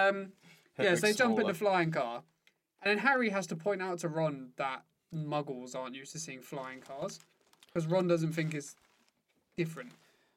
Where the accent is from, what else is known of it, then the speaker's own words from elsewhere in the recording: England, United Kingdom; we're English, we love queuing